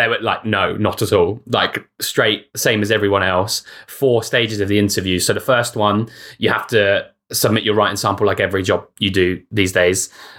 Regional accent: United Kingdom; We're not like social snarky. We're British passive aggressive.

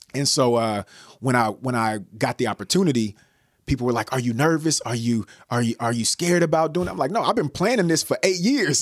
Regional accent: Bay Area, California, United States; I'm from the Bay Area

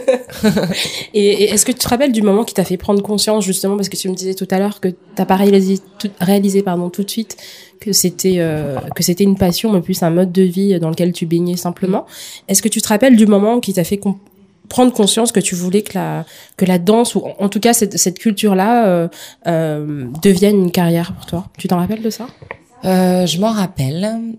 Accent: Chalon-sur-Saône, Bourgogne-Franche-Comté, France; je suis née à Chalon-sur-Saône dans le 71, en Bourgogne

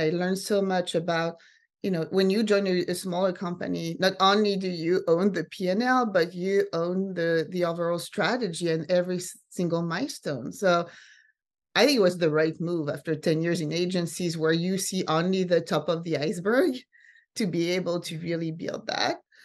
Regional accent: France; also born or lived in Sweden / Finland / San Francisco; now in New York, United States; I grew up mostly in France and then in Sweden.

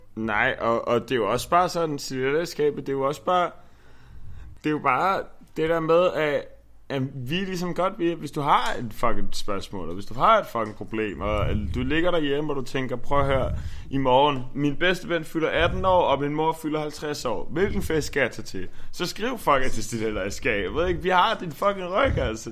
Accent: Frederiksberg, Capital Region of Denmark, Denmark; also born or lived in Nørrebro; now in Copenhagen, Denmark; jeg kommer fra Frederiksberg

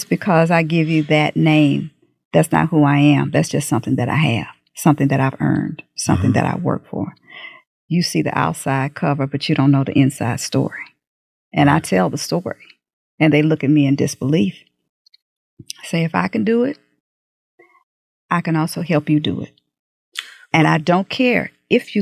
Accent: United States; also born or lived in Third Ward; I came up in Sunnyside.

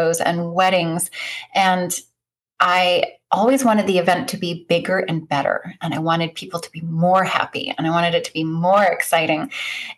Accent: Northeast Kingdom of Vermont, United States; I hail from the Northeast Kingdom of Vermont, about 30 minutes south of the Canadian border.

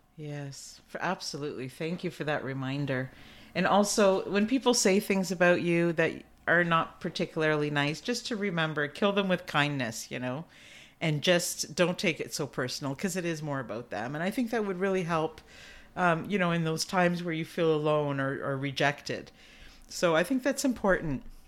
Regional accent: Canada; I'm Canadian

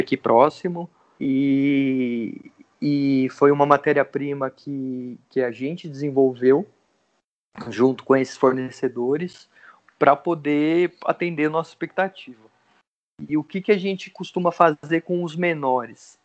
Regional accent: Santa Cruz do Rio Pardo, São Paulo, Brazil; eu cresci aqui, né? Fiquei até os 18 ou 19 anos aqui. Depois morei sete anos em São Paulo, sete, oito anos. E, e daí eu retornei para cá

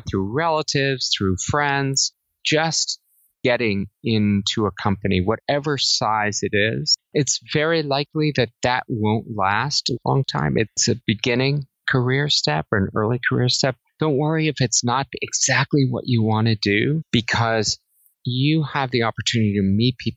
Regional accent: New Jersey, United States; moved away as an adult; also born or lived in Singapore; I grew up in New Jersey and I went to college in New Jersey

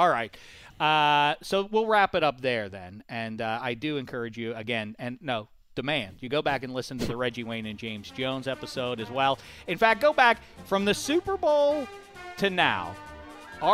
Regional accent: Colombia; I'm a soccer fan and I'm from Colombia.

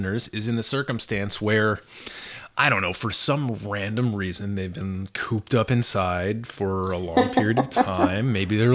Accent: Western Massachusetts, United States; I grew up in Western Mass

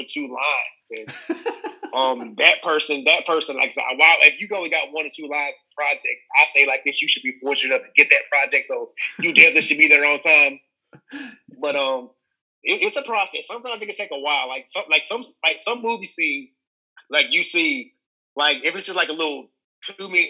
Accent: Mississippi, United States; I'm actually from Mississippi.

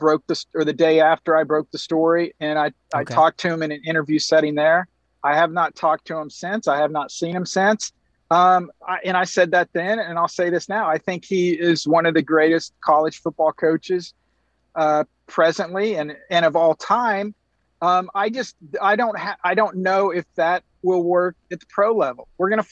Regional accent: Oklahoma City, Oklahoma, United States; moved away as an adult; also born or lived in Tampa; When I grew up in Oklahoma City

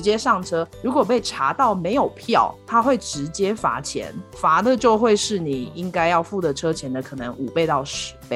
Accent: Kaohsiung, Taiwan; moved away as an adult; now in Colorado, United States; 我的故乡高雄

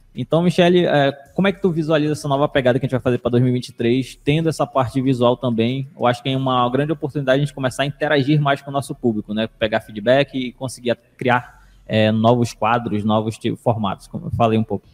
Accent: Manaus, Amazonas, Brazil; lá na Alvorada, que eu nasci na Alvorada

